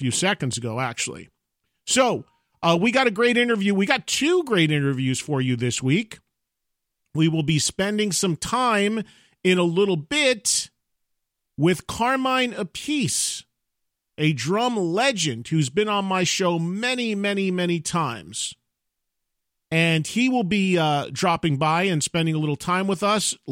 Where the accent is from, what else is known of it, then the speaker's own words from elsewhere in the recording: New Jersey, United States; New Jersey, my home state